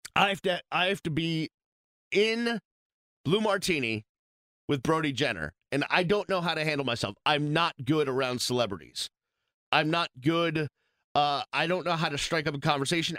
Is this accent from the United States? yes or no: yes; Boston, Massachusetts, United States; now in Miami, United States; I'm from Boston